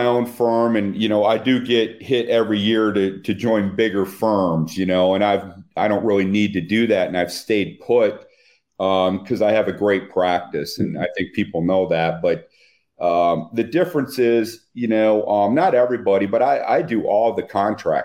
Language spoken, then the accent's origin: English; Flint, Michigan, United States; I'm from Flint, Michigan